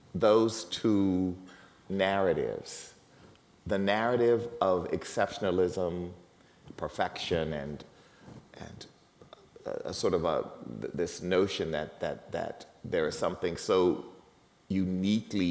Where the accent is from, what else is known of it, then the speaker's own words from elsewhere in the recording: United States; I am tremendously proud of being an American